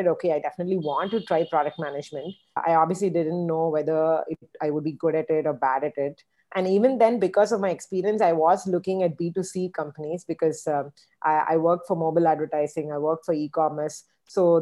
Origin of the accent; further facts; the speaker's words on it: Chennai, Tamil Nadu, India; moved away; also born or lived in United States; I am from Chennai, you know, my family's from Chennai.